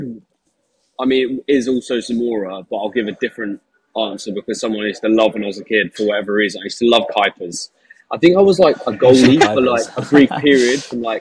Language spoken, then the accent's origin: English; Hassocks, South East England, United Kingdom; We're actually just from outside Hassocks, Gloucestershire area.